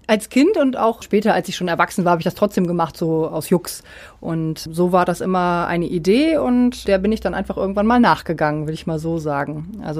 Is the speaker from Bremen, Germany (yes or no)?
yes; Bremen, Germany; born there; also born or lived in Düsseldorf; ich äh, bin gebürtige Bremerin, war aber eine Zeit lang ähm, beruflich in Düsseldorf, genau zehn Jahre ungefähr und nun bin ich seit äh, etwas über einem Jahr wieder zurück